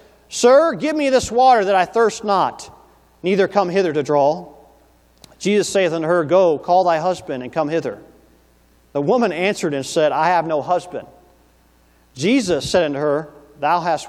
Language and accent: English; Tennessee, United States; growing up in Tennessee as a young man